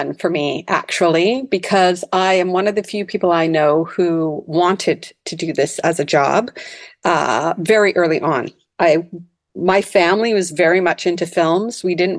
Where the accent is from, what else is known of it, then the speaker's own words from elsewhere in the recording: North Delta, British Columbia, Canada; Yes, I grew up in North Delta, actually.